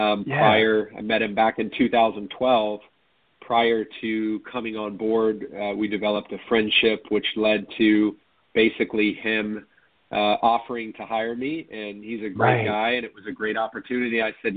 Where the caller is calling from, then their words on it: Orlando, Florida, United States; So I am in Orlando, Florida.